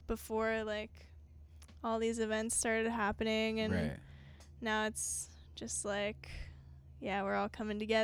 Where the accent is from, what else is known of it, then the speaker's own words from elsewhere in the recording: Maryland, United States; moved away; I'm from Maryland originally, so it's always good to go back and chill at my parents' house